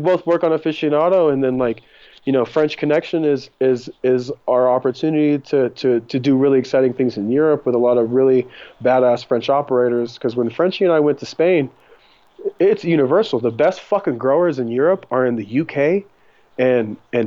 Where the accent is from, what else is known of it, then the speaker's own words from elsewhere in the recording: Japan; moved away as an adult; also born or lived in Germany / San Diego / Mendocino; now in California, United States; I grew up in Japan until I was 20, started my career when I was in Germany